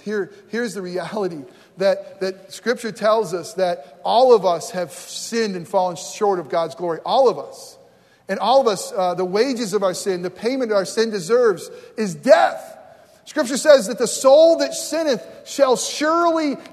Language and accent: English; New York, United States; moved away as an adult; also born or lived in Florida / New Jersey; I grew up in New York